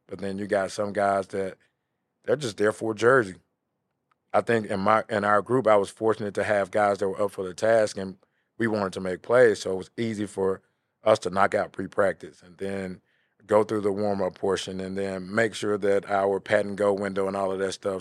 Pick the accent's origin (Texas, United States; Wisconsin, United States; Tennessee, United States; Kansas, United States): Tennessee, United States; Memphis; I'm from Bing Hampton